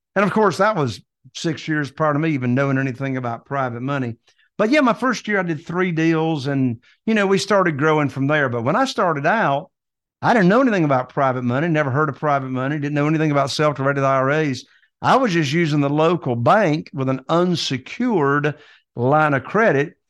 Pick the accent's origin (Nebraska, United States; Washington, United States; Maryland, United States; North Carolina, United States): North Carolina, United States; Morehead City; Right here in Eastern North Carolina, in this little teeny tiny town called Moorhead City, North Carolina.